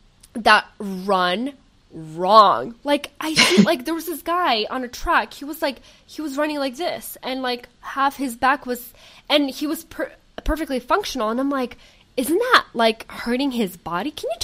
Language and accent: English; Portland, Oregon, United States; I am originally from Portland, Oregon.